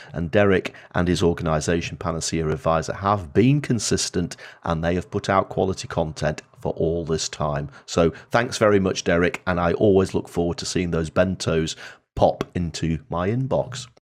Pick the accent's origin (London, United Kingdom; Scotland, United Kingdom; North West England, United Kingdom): North West England, United Kingdom; Blackpool; I was born in Blackpool